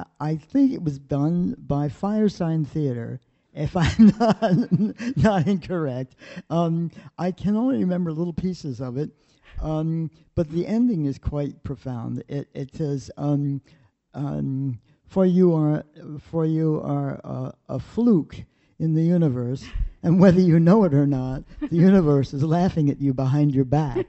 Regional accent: Baltimore, Maryland, United States; I'm from Baltimore

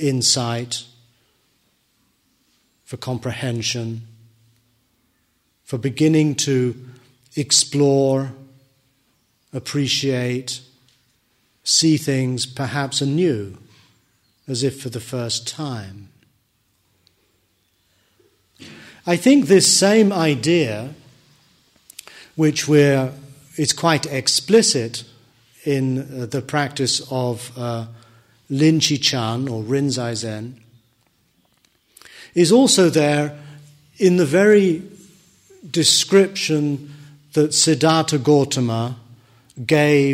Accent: United Kingdom; I'm British.

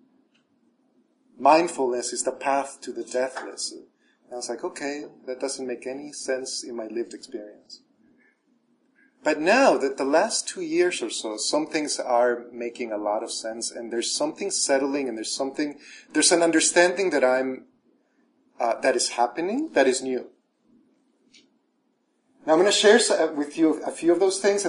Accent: El Salvador; moved away; I was raised Catholic in El Salvador

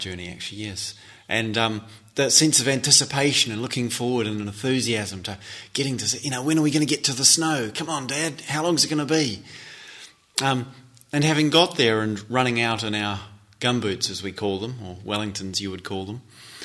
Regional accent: North Island, New Zealand; also born or lived in Switzerland; I grew up in New Zealand and in the North Island, despite, in fact, having been born in Switzerland

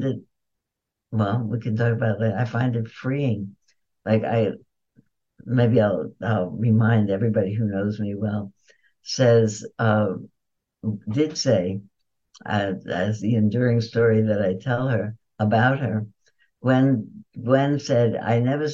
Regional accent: New York, United States; I was born in New York

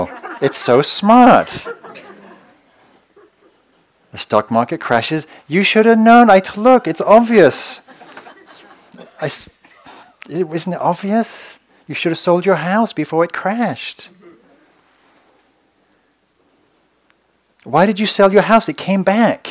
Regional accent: England, United Kingdom; moved away; I come from England, this like incredibly quirky culture

